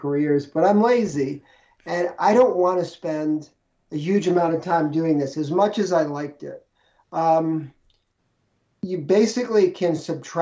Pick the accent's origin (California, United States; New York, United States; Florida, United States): New York, United States; New York City; moved away as an adult; also born or lived in Minneapolis; I grew up in New York City